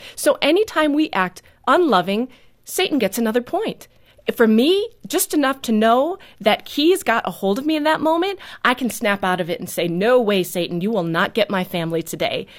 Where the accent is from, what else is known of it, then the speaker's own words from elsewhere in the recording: New Holstein, Wisconsin, United States; also born or lived in Neenah, Wisconsin; I grew up in New Holstein